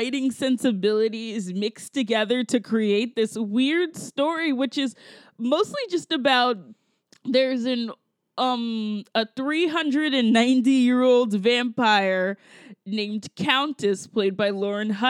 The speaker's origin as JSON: {"language": "English", "country": "United States", "said": "I'm American"}